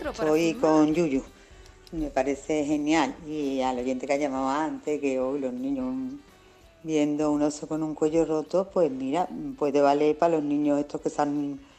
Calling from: Málaga, Andalusia, Spain; Buenos días … de Málaga.

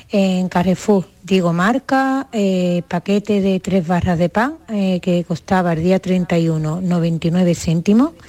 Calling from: Seville, Andalusia, Spain; de Sevilla.

